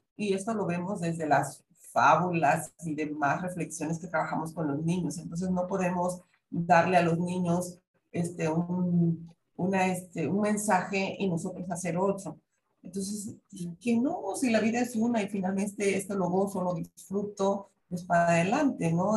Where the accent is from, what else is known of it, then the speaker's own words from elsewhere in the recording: southeastern Mexico, Mexico; yo que soy del sureste mexicano